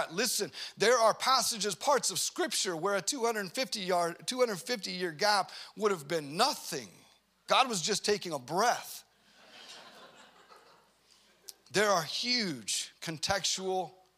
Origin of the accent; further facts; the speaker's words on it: United States; we grew up in America